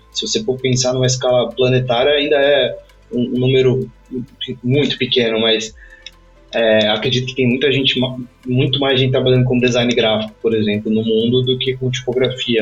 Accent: Brazil; moved away as an adult; nós dois somos brasileiros

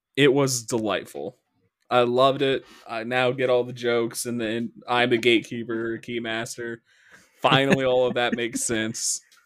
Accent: Midwest, United States; accent: Midwest; our dialect in the Midwest

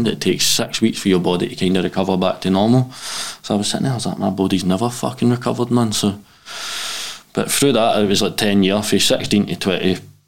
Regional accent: Glasgow, Scotland, United Kingdom; I grew up in Pollok, kind of priest hill.

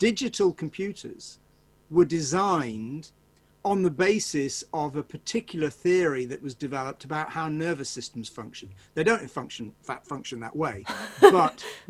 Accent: Manchester, North West England, United Kingdom; I'm from Manchester

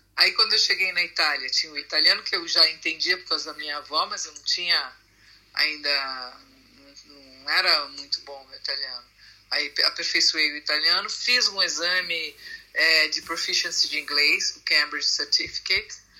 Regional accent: São Paulo, Brazil; moved away as an adult; now in Italy; Eu nasci em São Paulo

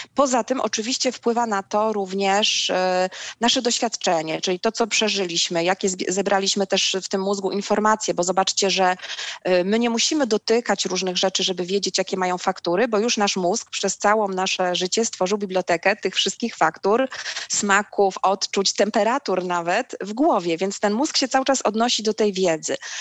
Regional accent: Szczecin, West Pomeranian Voivodeship, Poland; also born or lived in Wrocław; wychowałam się w Szczecinie

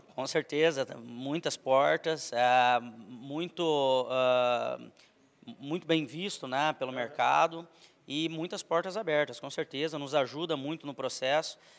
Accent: Maringá, Paraná, Brazil; moved away as an adult; also born or lived in Santa Catarina; eu sou nascido e criado em Maringá, fica no norte do Paraná

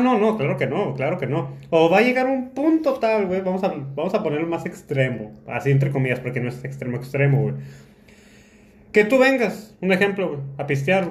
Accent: Tijuana, Baja California, Mexico; moved away as an adult; now in Zacatecas, Mexico; Yo soy de Tijuana, yo soy de aquí de Tijuana, nací en Tijuana y toda mi vida he vivido aquí en Tijuana

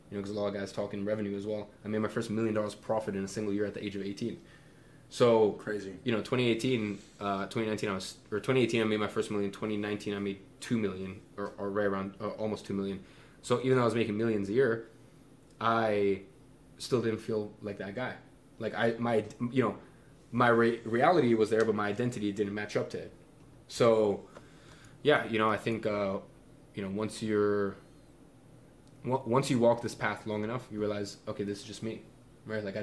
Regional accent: London, United Kingdom; moved away as an adult; now in Dubai, United Arab Emirates; I grew up in London, you know, so I grew up around a lot of money.

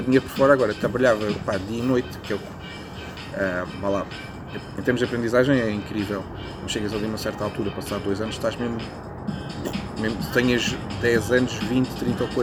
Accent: Setúbal, Portugal; moved away as an adult; also born or lived in Lisbon; nasci cresci em Setúbal, até, estive lá até aos 17 ou 18 anos

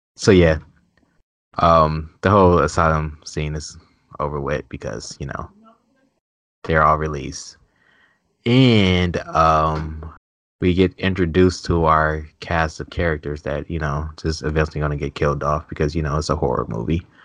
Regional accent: Cleveland, Ohio, United States; I'm from Cleveland, so it's, like, city. suburbs

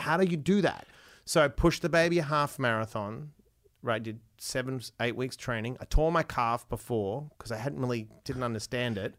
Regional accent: Perth, Western Australia, Australia; I was born in Perth

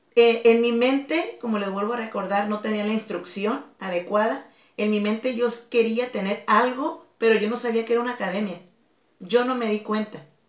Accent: Tijuana, Baja California, Mexico; also born or lived in Mazatlán, Sinaloa; yo nací en Mazatlán. En Mazatlán. Mazatlán, Sinaloa. Y a los tres años de edad eh, vine a radicar aquí a Tijuana. Ah, y de los tres años he estado en Tijuana.

